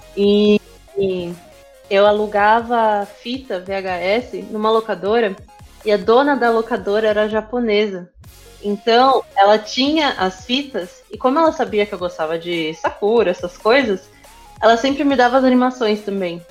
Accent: Osasco, São Paulo, Brazil; eu, eu cresci em Osasco

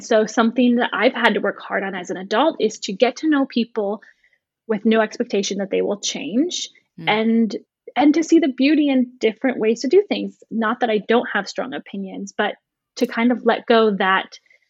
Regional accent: Midwest, United States; also born or lived in Florida; So I grew up in the Midwestern United States, Ohio, Indiana, Michigan, with a few years in Florida. My dad's job moved us around.

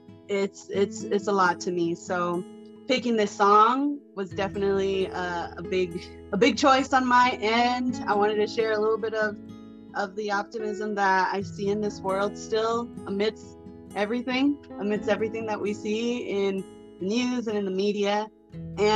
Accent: Arizona, United States; growing up, I'm from Arizona

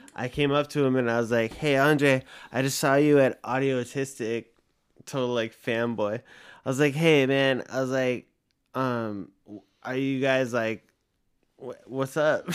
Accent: Los Angeles, California, United States; I was born in Woodland Hills

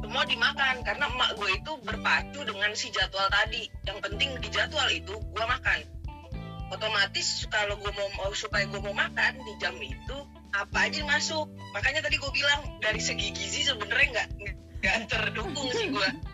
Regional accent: Jakarta, Indonesia; also born or lived in Teluk Naga; lahir di Jakarta, gede di Cengkareng.

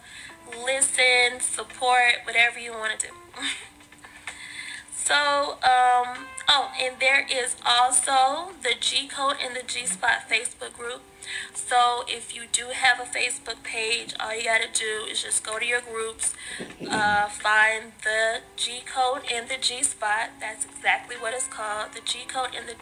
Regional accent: Atlanta, Georgia, United States; now in Stone Mountain, United States; I was born and raised in Atlanta, Georgia, currently in Stone Mountain, so I haven't ventured too far away.

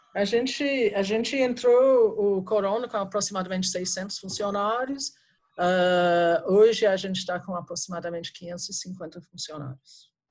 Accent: England, United Kingdom; Portuguese is a second language; moved away as an adult; now in Brazil; Eu sou, sou britânica, né? Como eu falei, eu sou da Inglaterra. saí da Inglaterra nos anos 80

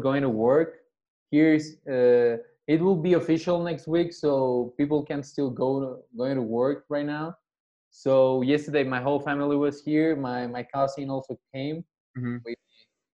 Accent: Mexico City, Mexico; I'm from Mexico City. Here in my parents' house.

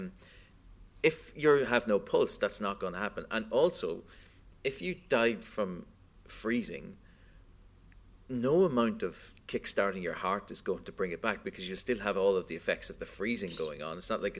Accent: Australia; I'm from Australia.

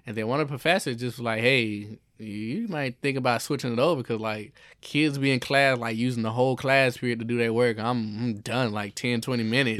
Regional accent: Jacksonville, Florida, United States; moved away; I grew up in Jacksonville, Florida

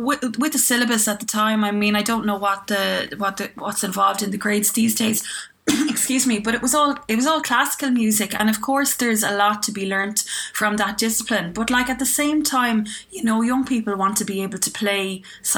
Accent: Clonmel, Munster, Ireland; moved away as an adult; also born or lived in Dublin; when I moved from Clonmel up to Dublin

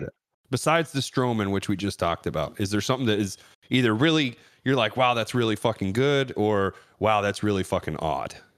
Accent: Ohio, United States; my home state of Cleveland or Cincinnati

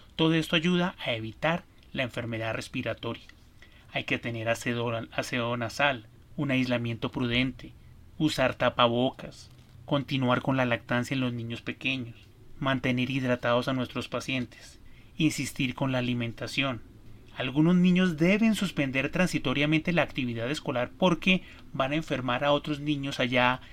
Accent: Colombia; En mi país, Colombia

